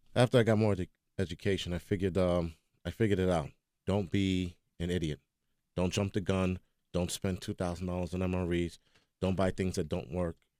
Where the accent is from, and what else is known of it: New York, United States